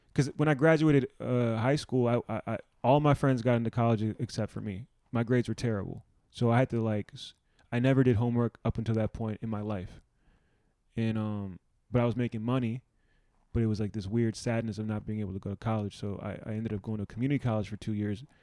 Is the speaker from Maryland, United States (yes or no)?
yes; Silver Spring, Maryland, United States; growing up in Silver Spring